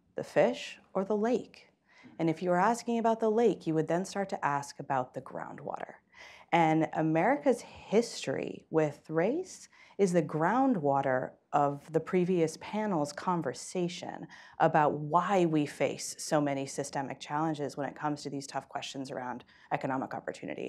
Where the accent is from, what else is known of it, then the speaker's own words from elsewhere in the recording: East Palo Alto, California, United States; I was born and raised in East Palo Alto, California